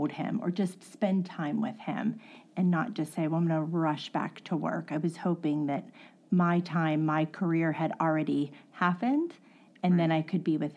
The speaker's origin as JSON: {"language": "English", "town": "West Newton", "region": "Pennsylvania", "country": "United States", "tie": "born or raised there", "said": "I was born and raised in West Newton"}